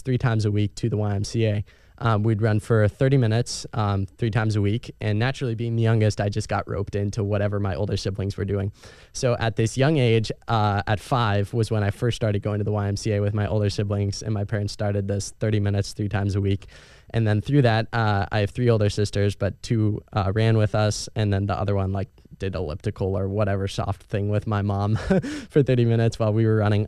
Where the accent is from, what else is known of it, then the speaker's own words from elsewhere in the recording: Erie, Pennsylvania, United States; growing up in Erie, Pennsylvania